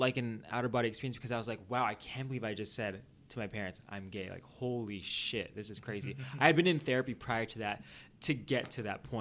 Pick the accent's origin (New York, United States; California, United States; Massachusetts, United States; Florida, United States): California, United States; San Diego; now in Los Angeles, United States; I grew up in San Diego